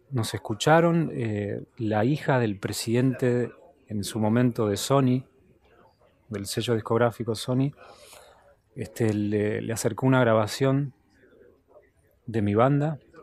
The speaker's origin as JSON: {"language": "Spanish", "region": "Buenos Aires", "country": "Argentina", "also_born_or_lived": "United States", "moved": "yes", "said": "siempre es mi casa, obviamente. Eh, Buenos Aires es mi ciudad y tengo gran parte de mi familia acá"}